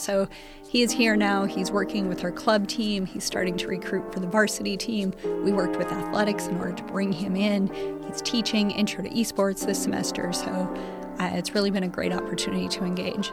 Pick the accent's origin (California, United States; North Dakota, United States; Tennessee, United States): North Dakota, United States; moved away as an adult; also born or lived in Oklahoma; now in Lincoln, United States; I'm actually originally from North Dakota, so not too terribly far away. Grew up in North Dakota